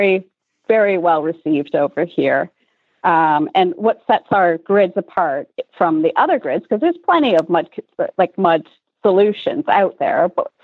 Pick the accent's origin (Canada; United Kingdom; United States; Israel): Canada; moved away as an adult; also born or lived in Europe; born and raised in Canada and then ended up in Europe for 8 years